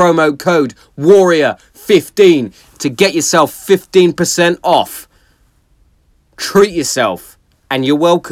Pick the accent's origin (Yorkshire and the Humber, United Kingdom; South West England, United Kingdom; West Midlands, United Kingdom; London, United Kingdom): West Midlands, United Kingdom; Hereford; my hometown of Hereford